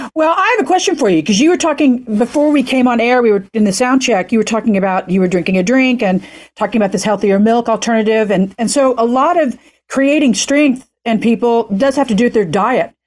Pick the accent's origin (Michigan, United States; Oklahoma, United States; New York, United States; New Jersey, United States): Oklahoma, United States; now in California, United States; I'm in Podunk City, Oklahoma, where I'm pretty much from